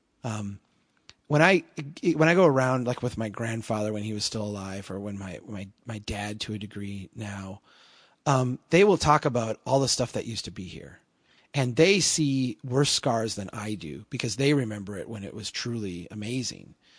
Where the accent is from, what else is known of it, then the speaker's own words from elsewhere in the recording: Brainerd, Minnesota, United States; here in my hometown